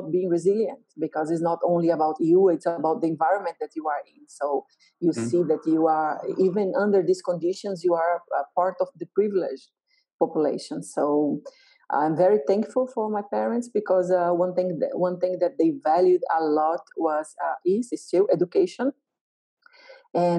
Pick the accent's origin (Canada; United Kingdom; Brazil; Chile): Brazil; I'm from Brazil, as you said, and I'm from a middle-class family